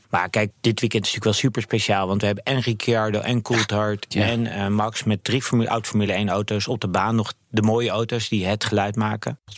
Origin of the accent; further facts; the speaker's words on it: Netherlands; als Nederlanders.